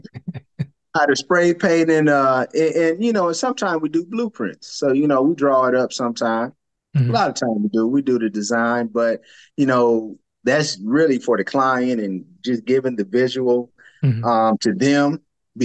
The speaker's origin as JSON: {"language": "English", "region": "Michigan", "country": "United States", "moved": "as an adult", "lives_now": "Atlanta, United States", "said": "I'm from Michigan"}